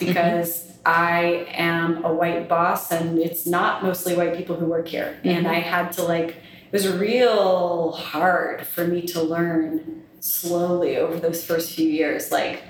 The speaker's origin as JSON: {"language": "English", "region": "the South", "country": "United States", "tie": "born or raised there", "said": "I was raised in the South, but I'm essentially a Northerner."}